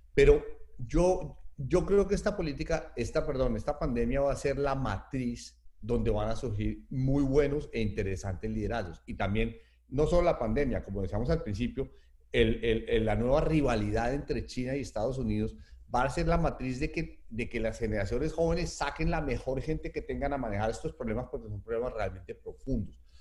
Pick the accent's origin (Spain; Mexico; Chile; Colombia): Colombia